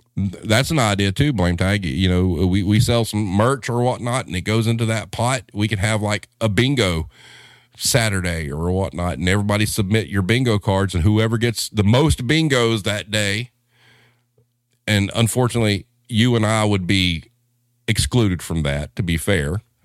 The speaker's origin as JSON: {"language": "English", "region": "the South", "country": "United States", "said": "I'm a Southerner dude"}